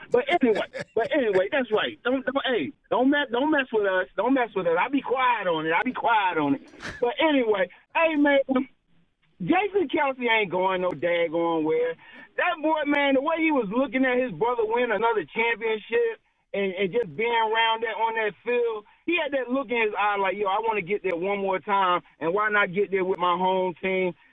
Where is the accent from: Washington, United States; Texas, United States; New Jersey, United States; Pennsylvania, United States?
Pennsylvania, United States; Philadelphia; also born or lived in North Carolina; Like I was born in Garrettsburg, North Carolina, population 500, but I was raised in Philly.